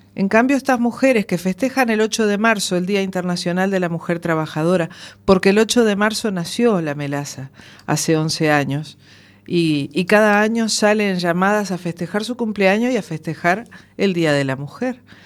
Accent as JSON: {"language": "Spanish", "country": "Uruguay", "moved": "yes", "said": "40 días estuve yo eh, en mi tierra viviendo experiencias nuevas"}